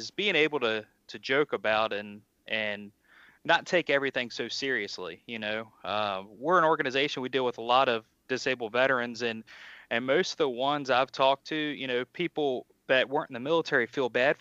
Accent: Virginia, United States; moved away as an adult; now in Pennsylvania, United States; I grew up in Virginia, born and raised. Now I live in Pennsylvania

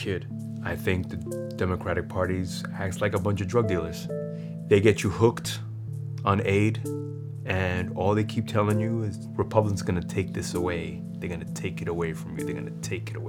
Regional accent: New York City, New York, United States; also born or lived in South Bronx, New York; We moved to Corona, Queens

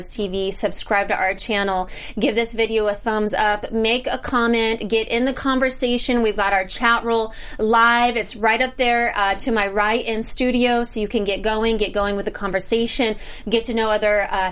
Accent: Missouri, United States; I am from Missouri.

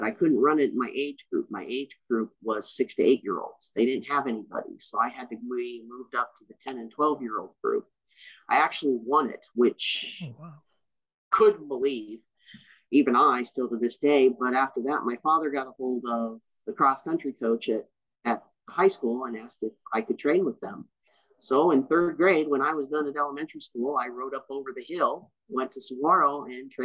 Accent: Tucson, Arizona, United States; I grew up in Tucson, Arizona

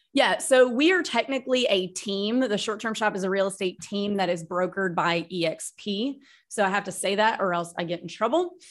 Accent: Starkville, Mississippi, United States; moved away as an adult; also born or lived in Texas / New York City / Nashville, Tennessee; now in Florida, United States; We grew up in Starkville, Mississippi, where Mississippi State University is

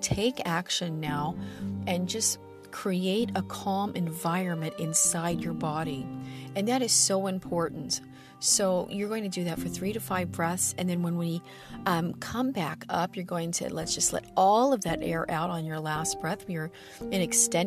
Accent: Midwest, United States; I'm from the Midwest

